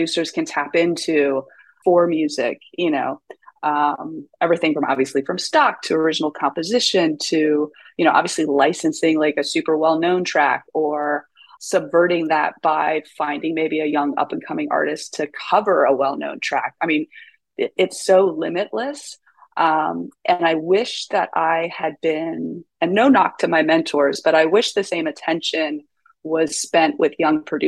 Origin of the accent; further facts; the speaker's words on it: East Coast, United States; also born or lived in Seattle; now in New York, United States; I'm originally from the East Coast